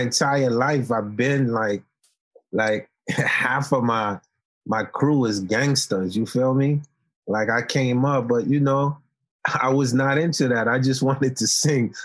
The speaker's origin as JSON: {"language": "English", "town": "New York City", "region": "New York", "country": "United States", "tie": "born or raised there", "also_born_or_lived": "Haiti", "second_language": "English", "said": "I came from Haiti when I was ten years old, and I grew up in Marlboro Projects in Coney Island"}